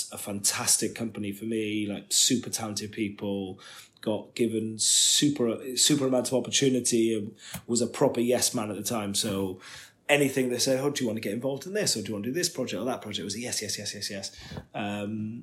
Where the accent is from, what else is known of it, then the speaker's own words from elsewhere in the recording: Wales, United Kingdom; I'm Welsh